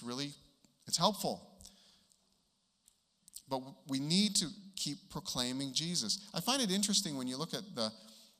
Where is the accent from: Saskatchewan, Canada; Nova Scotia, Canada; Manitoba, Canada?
Manitoba, Canada; also born or lived in Vancouver, British Columbia; I was born in Vancouver and raised in Manitoba